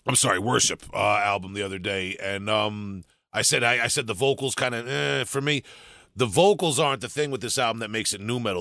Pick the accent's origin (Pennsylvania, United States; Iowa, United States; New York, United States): New York, United States; I'm from New York